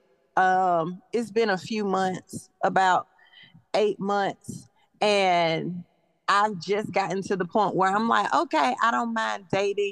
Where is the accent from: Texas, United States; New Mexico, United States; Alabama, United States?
Alabama, United States; I'm from Alabama